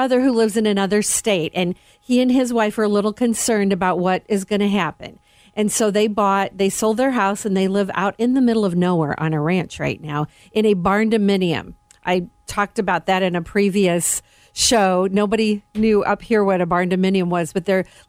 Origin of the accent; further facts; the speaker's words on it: Northwest Indiana, United States; I'm from Northwest Indiana